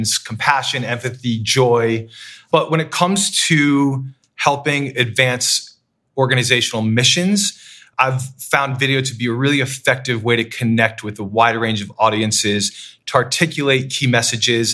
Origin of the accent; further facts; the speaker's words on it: Waterville, Maine, United States; moved away as an adult; also born or lived in Worcester, Massachusetts / Providence, Rhode Island / London; my hometown of Waterville, Maine.